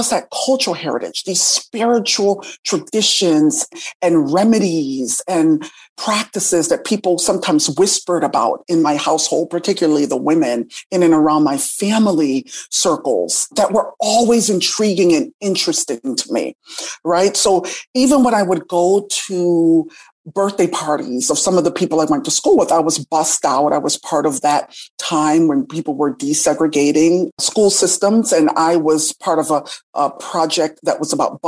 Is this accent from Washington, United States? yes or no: no; Hartford, Connecticut, United States; also born or lived in Jamaica; I grew up in the Northeast in Hartford, Connecticut, and I attended Catholic schools from the age of 6 to the age of 18.